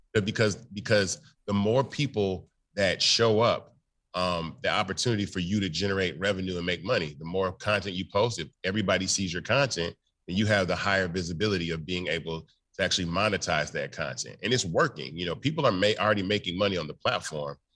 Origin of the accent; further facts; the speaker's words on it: Memphis, Tennessee, United States; I'm from Memphis, Tennessee.